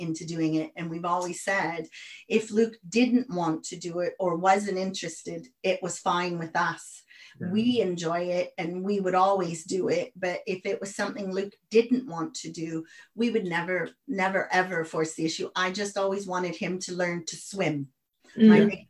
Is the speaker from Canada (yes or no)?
yes; the Prairies, Canada; moved away as an adult; also born or lived in United States; now in United Kingdom; I'm Canadian, but I lived in the States